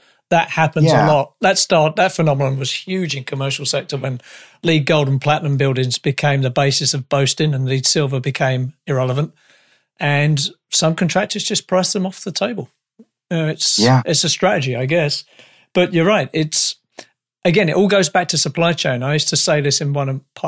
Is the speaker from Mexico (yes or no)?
no; United Kingdom; now in Canada; I'm a Brit